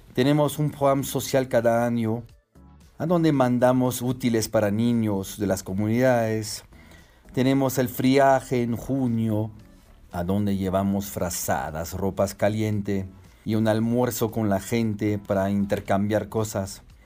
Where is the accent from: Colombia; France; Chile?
France; Strasbourg, Grand Est; moved away as an adult; also born or lived in Toulouse, France / Paracas, Peru / Urubamba, Peru; now in Peru; Mis orígenes son francés e italiano. Nací en Francia, en Estrasburgo